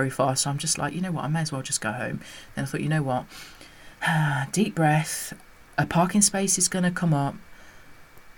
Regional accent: United Kingdom; as a mixed race woman growing up in the United Kingdom

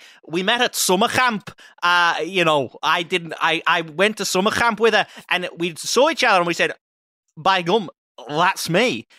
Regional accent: Liverpool, North West England, United Kingdom; born and raised in Liverpool.

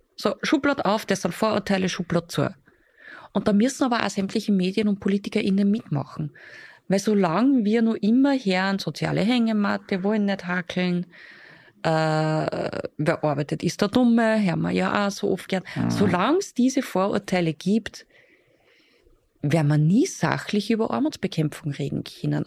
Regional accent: Upper Austria, Austria; bei uns in Oberösterreich

